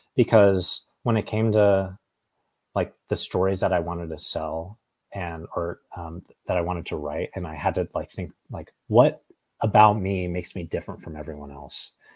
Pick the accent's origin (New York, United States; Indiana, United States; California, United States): California, United States; Oakhurst; also born or lived in Fresno, California; I grew up in this town called Oakhurst, which is just outside of Yosemite National Park